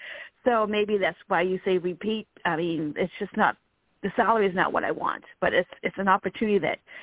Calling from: Virginia, United States; I'm calling from Virginia.

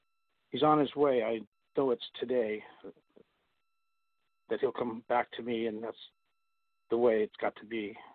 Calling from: California, United States

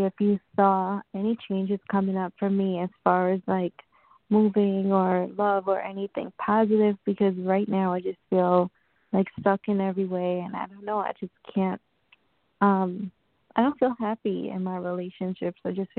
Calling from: New York, United States; I'm calling from New York.

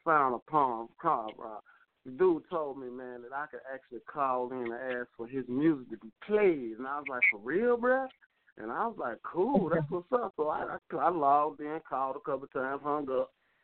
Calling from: Chattanooga, Tennessee, United States; I'm from Chattown. And I'm just up in this thing chilling.

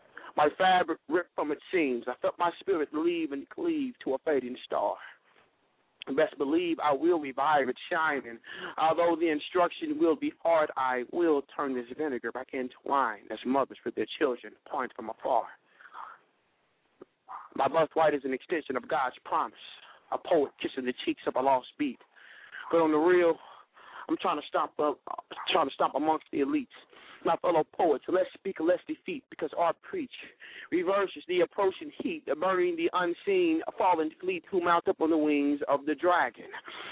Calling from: Indianapolis, Indiana, United States; I'm calling from Indianapolis, Indiana.

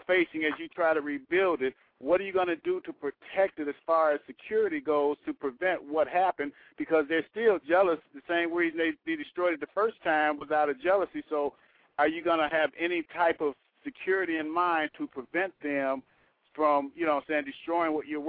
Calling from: Chicago, Illinois, United States

